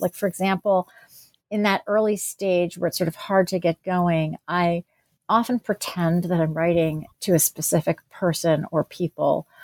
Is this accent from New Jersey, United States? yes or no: yes; New Jersey, United States; also born or lived in Pennsylvania; I was born in New Jersey and grew up there and in Pennsylvania